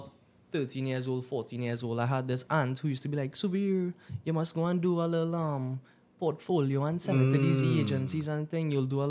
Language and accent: English; Trinidad & Tobago; No. I'm Indian. Indo